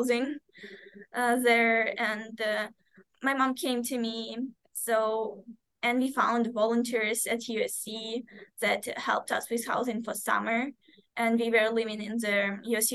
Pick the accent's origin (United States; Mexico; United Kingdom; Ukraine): Ukraine; moved away; I remember my home country as it was at that moment.